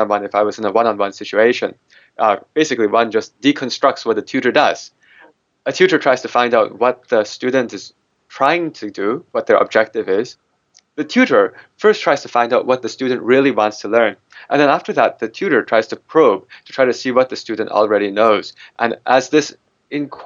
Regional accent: United States; I'm an American mathematician.

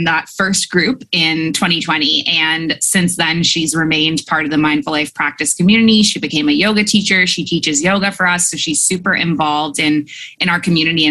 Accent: Canada; moved away as an adult; also born or lived in Dubai / Abu Dhabi; now in Bali, Indonesia; I'm a Canadian who moved across the world at age 23, and I never went back

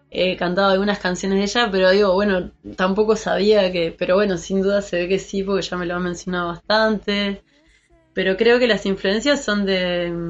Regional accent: Montevideo, Uruguay; also born or lived in Treinta y Tres; de Montevideo, ah, eh, oriunda de Montevideo.

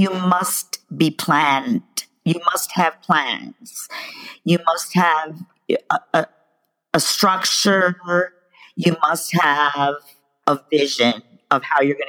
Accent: New York City, New York, United States; I'm from New York City

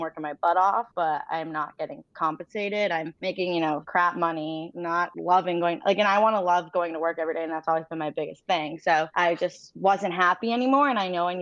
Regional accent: Franklin, Massachusetts, United States; So I grew up in a suburb outside of Boston, like 45 minutes, called Franklin, Mass

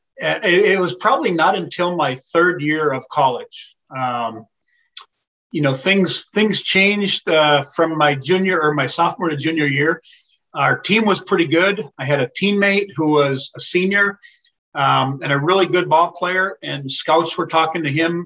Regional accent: St. Cloud, Minnesota, United States; I grew up in St. Cloud, an hour north

